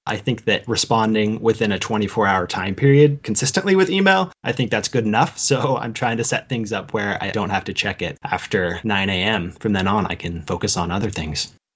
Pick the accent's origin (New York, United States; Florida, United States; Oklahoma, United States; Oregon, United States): Oregon, United States; Pleasant Hill; also born or lived in Portland, Oregon; I grew up just outside Eugene in a small town called Pleasant Hill.